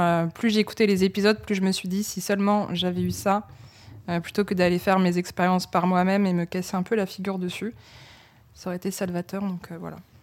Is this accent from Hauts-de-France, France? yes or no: yes; Lille, Hauts-de-France, France; je suis née à Lille donc euh, d'un père qui vient d'Abbeville et d'une mère de Maubeuge